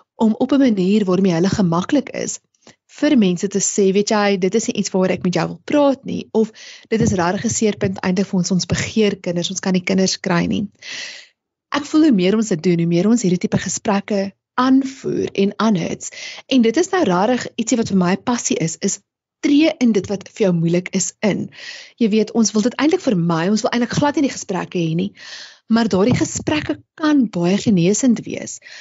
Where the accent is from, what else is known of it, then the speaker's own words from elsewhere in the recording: South Africa; as Suid-Afrikaners